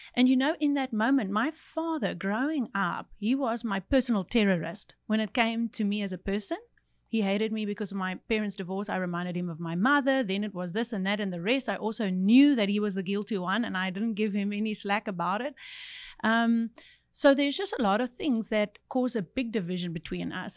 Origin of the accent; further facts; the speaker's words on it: Cape Town, Western Cape, South Africa; I grew up in Cape Town